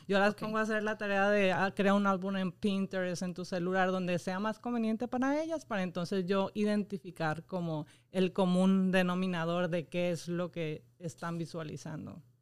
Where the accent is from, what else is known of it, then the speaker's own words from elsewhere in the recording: Mexico; now in Puerto Rico; Yo soy mexicana